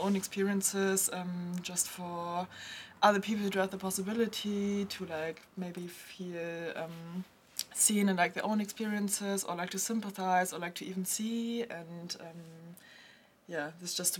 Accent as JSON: {"language": "English", "country": "Germany", "tie": "born or raised there", "said": "I was born and raised in Germany, and my father is Chinese"}